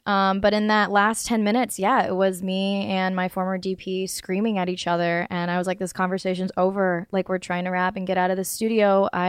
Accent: North Carolina, United States; I grew up in the South. No, I grew up, but like I had a North Carolina accent for like a long time.

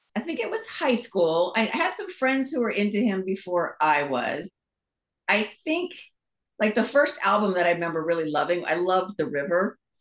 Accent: Manhattan Beach, California, United States; also born or lived in Los Angeles / Costa Mesa; I grew up in Southern California, mostly in Manhattan Beach, and then down in, in Costa Mesa

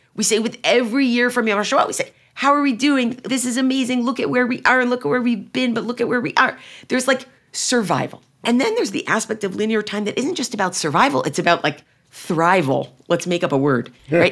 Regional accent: United States; I'm really speaking as an American Jew, as an American Zionist

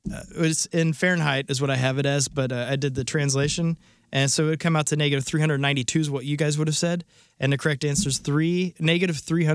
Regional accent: St. Louis, Missouri, United States; I am from St. Louis, the Midwest.

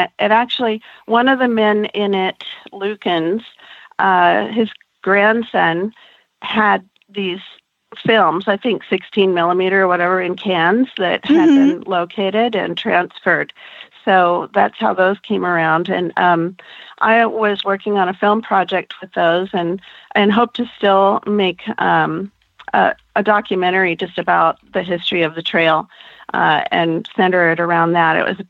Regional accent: Auburn, California, United States; also born or lived in Nevada; I was actually born in Auburn, And I left for a little while, lived in Nevada for a bit, and then came back. But I was born on Roby Point, and the hospital at the time then was called the Highland Hospital here in Auburn.

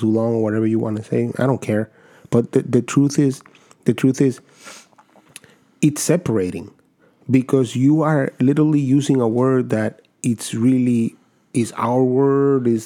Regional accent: New York City, New York, United States; I'm from the Bronx

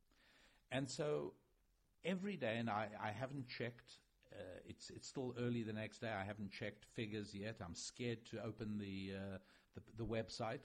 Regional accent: United States; as an American

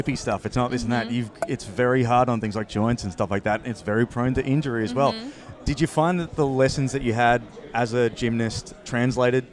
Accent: Victoria, Australia; we're from Victoria.

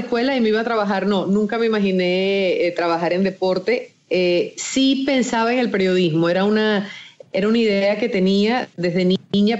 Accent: Maracay, Aragua, Venezuela; moved away as an adult; also born or lived in Cuba; now in United States; crecí en Venezuela, Maracay eh, es mi ciudad

